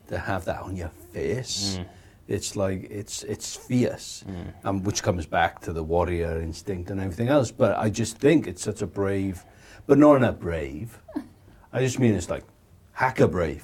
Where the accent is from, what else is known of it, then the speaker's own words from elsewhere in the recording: Wales, United Kingdom; being brought up in Wales